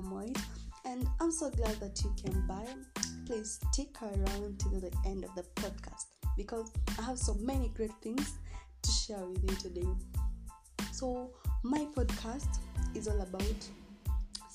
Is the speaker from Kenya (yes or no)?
yes; Kenya; I'll be speaking a bit of Kiswahili and English because I'm a Kenyan